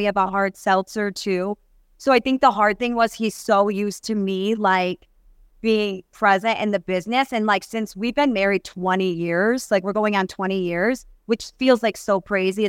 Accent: New York, United States; moved away; I grew up in New York.

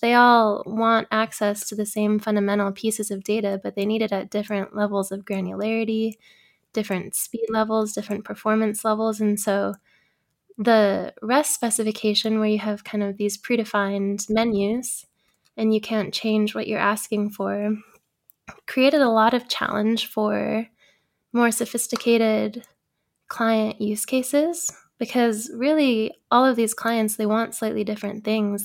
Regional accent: Bay Area, California, United States; I grew up in the Bay Area, so I grew up kind of surrounded by Silicon Valley

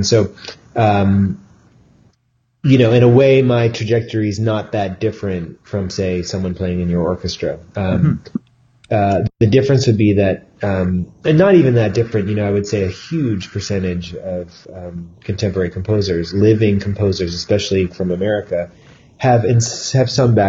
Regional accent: Ohio, United States; growing up in the Midwest, I grew up in Ohio

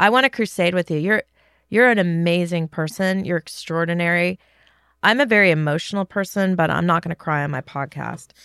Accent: California, United States; I grew up in California

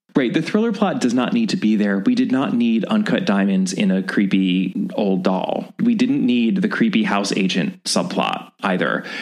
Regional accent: United States; as an American in 2021

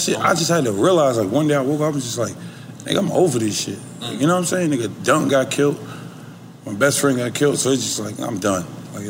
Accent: Clayton County, Georgia, United States; I'm from Clay County.

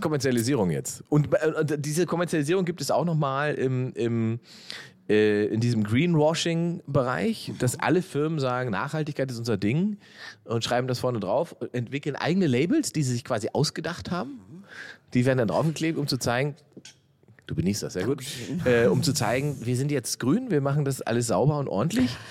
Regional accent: East Germany, Germany; da wo ich herkomme im Osten

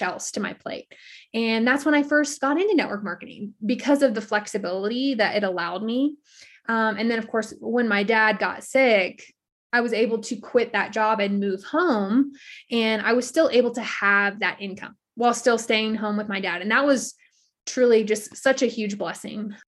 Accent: South Louisiana, United States; moved away as an adult; now in Colorado, United States; I was born and raised in South Louisiana, but I live in Colorado now

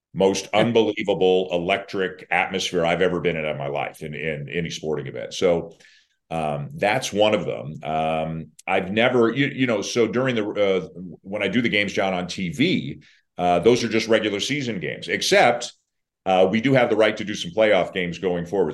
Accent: Canada; I'm Canadian

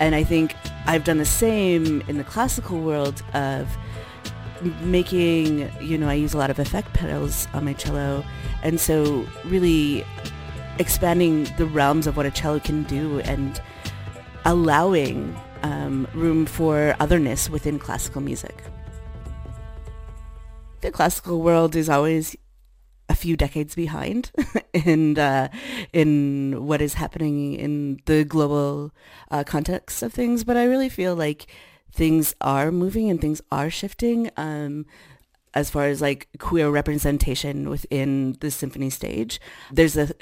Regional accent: Edmonton, Alberta, Canada; now in Toronto, Canada; Edmonton Public School, where I grew up in Edmonton, Alberta

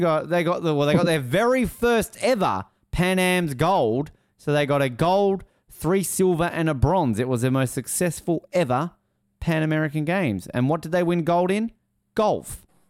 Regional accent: Hobart, Tasmania, Australia; I'm from Hobart

